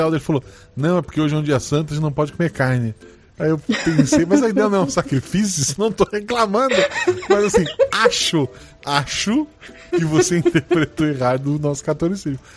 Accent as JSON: {"language": "Portuguese", "town": "Florianópolis", "region": "Santa Catarina", "country": "Brazil", "tie": "born or raised there", "said": "eu cresci em Floripa. Meu avô era pescador, meu pai era pescador"}